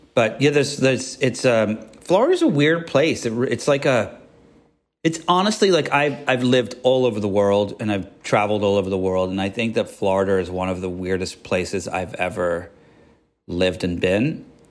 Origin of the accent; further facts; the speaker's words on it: Yorkshire and the Humber, United Kingdom; also born or lived in Miami / New York / Georgia / Paris; now in Los Angeles, United States; I was born in England, up north in Yorkshire, where they talk like